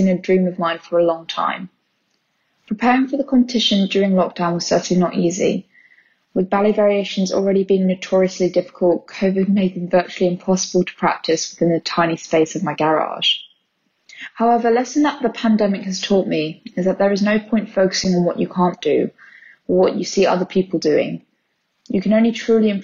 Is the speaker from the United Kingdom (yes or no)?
yes; Birmingham, West Midlands, United Kingdom; I'm from Birmingham